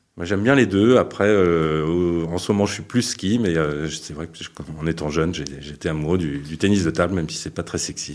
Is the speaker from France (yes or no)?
yes; Paris, Île-de-France, France; moved away; also born or lived in Brittany; moi je suis parisien